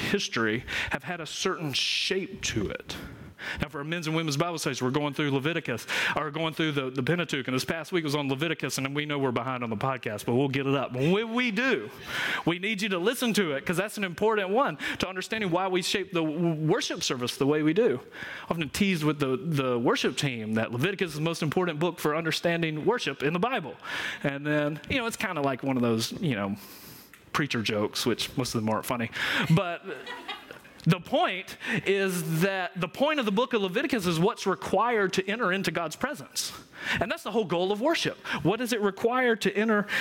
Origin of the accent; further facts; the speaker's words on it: Georgia, United States; I'm from Georgia